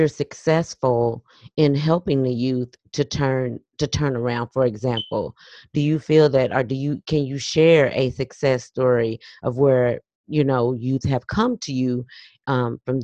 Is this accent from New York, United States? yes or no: no; Los Angeles, California, United States; moved away; we're from Los Angeles, California, originally